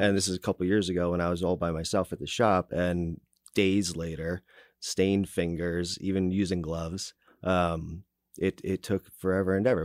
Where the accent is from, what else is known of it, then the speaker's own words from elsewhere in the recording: New Jersey, United States; now in Kansas City, United States; I grew up in New Jersey, and that's why sometimes it sounds like I, got, I talk with peanut butter in my mouth